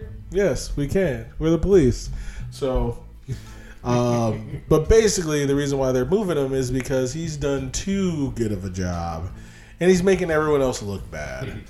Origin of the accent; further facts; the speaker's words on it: United States; I'm an American